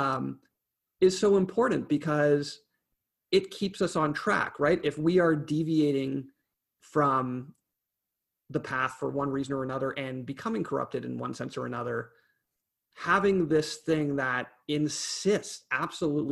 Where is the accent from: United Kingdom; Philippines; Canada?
Canada; as a Canadian